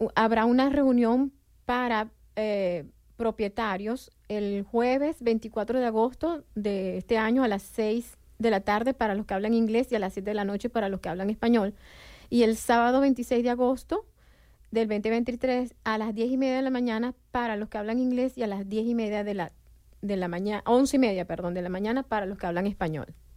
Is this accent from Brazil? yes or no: no; Venezuela; moved away as an adult; now in Bloomington, United States; yo también soy de Venezuela